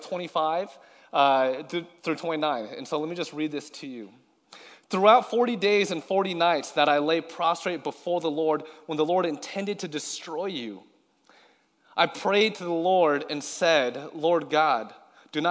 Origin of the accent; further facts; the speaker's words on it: Seattle, Washington, United States; moved away as an adult; also born or lived in Los Angeles; I'm from Seattle, I lived in Los Angeles for about 8 years